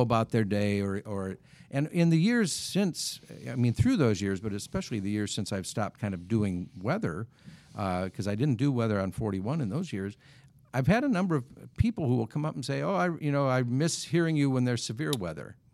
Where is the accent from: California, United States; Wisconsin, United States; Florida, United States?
Wisconsin, United States; when I was growing up in Wisconsin